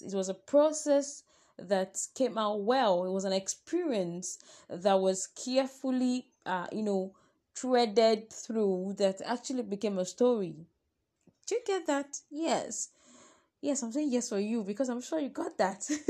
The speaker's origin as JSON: {"language": "English", "country": "Nigeria", "said": "I am a Nigerian"}